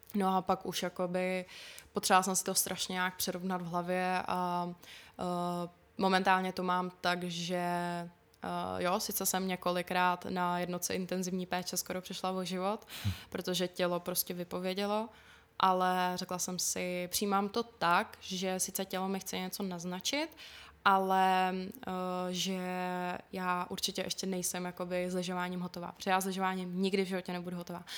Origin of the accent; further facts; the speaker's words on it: Špindlerův Mlýn, Hradec Králové Region, Czechia; also born or lived in Plzeň; Takže můj domov je kvůli tomu jakoby ve špindlu.